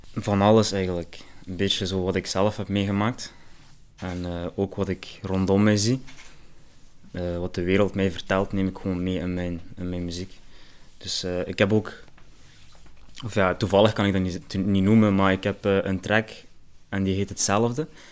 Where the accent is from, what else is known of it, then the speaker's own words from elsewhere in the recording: Genk, Flanders, Belgium; Ik ben opgegroeid in Genk